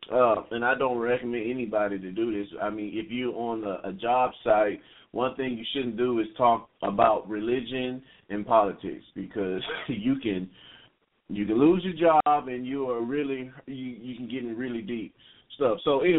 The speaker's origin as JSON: {"language": "English", "region": "Texas", "country": "United States", "said": "All I know is I'm from East Texas."}